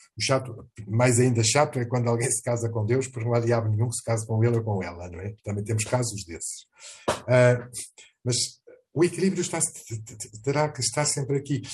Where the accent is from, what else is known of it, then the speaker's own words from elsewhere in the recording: Portugal; also born or lived in Mozambique; Tenho Portugal, onde eu nasci, e com muito orgulho